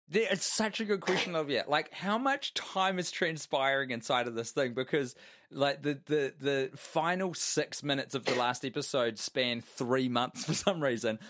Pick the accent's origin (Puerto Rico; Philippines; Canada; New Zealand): New Zealand; I'm a New Zealander